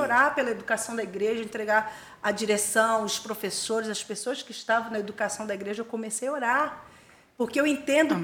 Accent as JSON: {"language": "Portuguese", "town": "Armação dos Búzios", "region": "Rio de Janeiro", "country": "Brazil", "tie": "born or raised there", "also_born_or_lived": "Niterói", "said": "Sou nascida em Búzios. Aliás, eu nasci em Niterói e fui morar em Búzios quando ainda era bem pequenininha, era um bebê"}